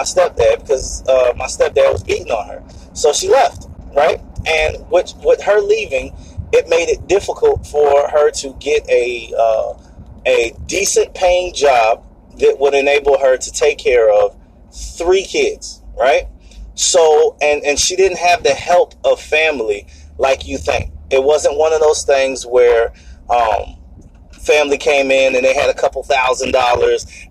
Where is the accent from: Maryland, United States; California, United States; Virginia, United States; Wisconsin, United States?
Virginia, United States; Norfolk; I'm from Norfolk, Virginia, and I grew up in a place called Young's Park